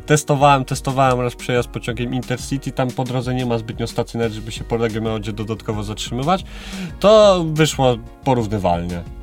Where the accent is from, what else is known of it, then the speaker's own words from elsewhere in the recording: Biłgoraj, Lublin Voivodeship, Poland; moved away as an adult; also born or lived in Kraków; ja jestem z Biłgoraja, to są okolice e, Zamościa